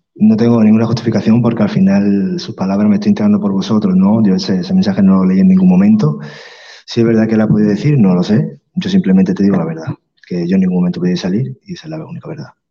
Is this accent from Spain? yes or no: yes; Málaga, Andalusia, Spain; soy malagueño.